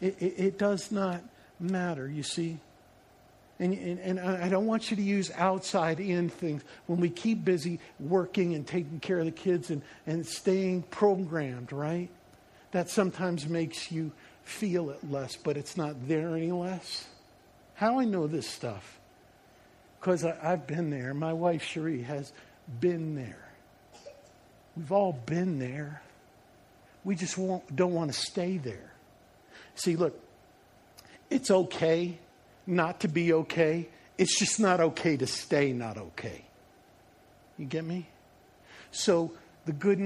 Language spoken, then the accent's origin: English; Long Island, New York, United States; I grew up in the Northeast. I was living on Long Island, not the nice parts that they show in like TV.